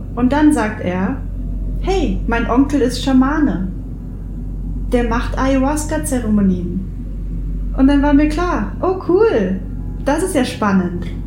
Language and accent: German; near the Baltic Sea, Baltic coast, Germany; in meiner Heimat hier in der Nähe der Ostsee